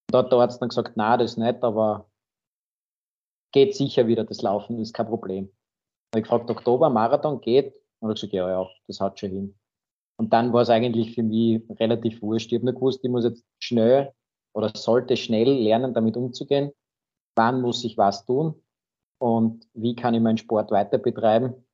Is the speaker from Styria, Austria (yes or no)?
yes; Graz, Styria, Austria; Ich selbst bin aus Graz, wohne am Stadtrand in St. Peter